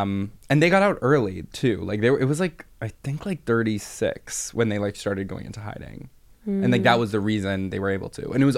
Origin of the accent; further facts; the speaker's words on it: United States; as an American and as a Jew